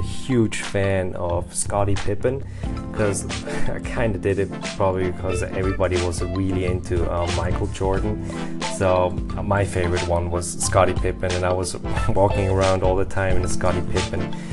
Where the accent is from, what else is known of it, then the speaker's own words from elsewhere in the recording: Lucerne, Switzerland; moved away; also born or lived in Montpellier, France; I was born in Lucerne, Switzerland, that is in the German-speaking part of Switzerland